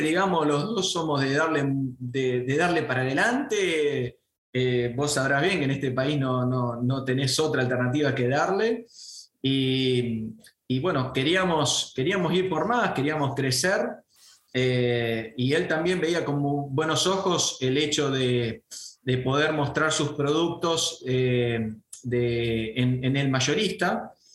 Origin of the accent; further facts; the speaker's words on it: Venado Tuerto, Santa Fe, Argentina; yo soy de Venado Tuerto